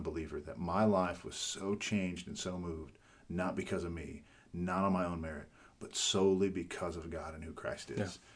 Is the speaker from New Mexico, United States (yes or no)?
yes; New Mexico, United States; also born or lived in Fort Worth, Texas; I was born and raised here in New Mexico